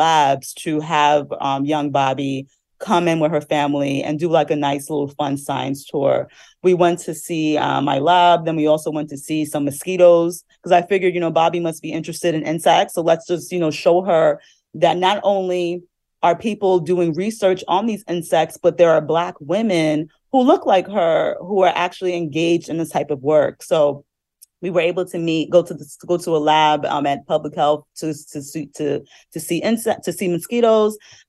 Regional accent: New Jersey, United States; You know, I'm from New Jersey and I saw those lanternflies and I was terrified of them.

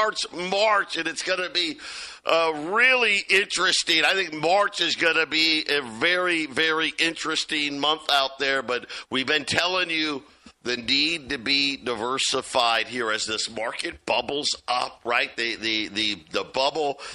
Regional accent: Jamesville, New York, United States; when I was growing up in Syracuse, well, we lived in a suburb, Jamesville, New York

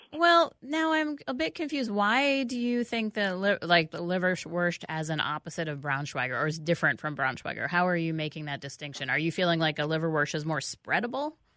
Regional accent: New York City, New York, United States; now in Minneapolis-St. Paul, United States; I grew up on it in New York

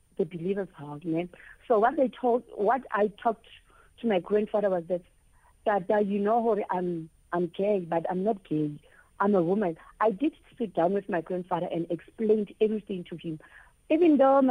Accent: Free State, South Africa; I'm from Free State here at Zepenar. It's a small town.

